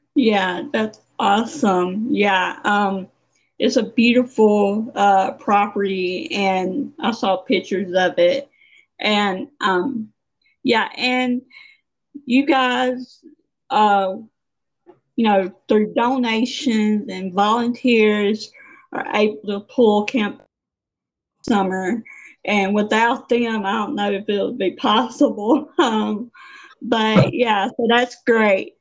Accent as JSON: {"language": "English", "region": "Mississippi", "country": "United States", "said": "I'm from Mississippi."}